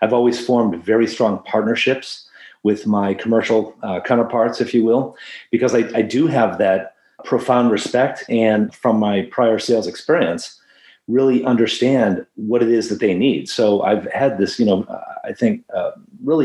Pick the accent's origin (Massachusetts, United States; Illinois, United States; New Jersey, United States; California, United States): Massachusetts, United States; Boston; moved away as an adult; I'm originally from Boston